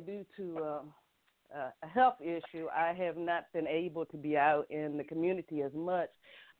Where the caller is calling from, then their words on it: North Carolina, United States; I'm actually calling from North Carolina.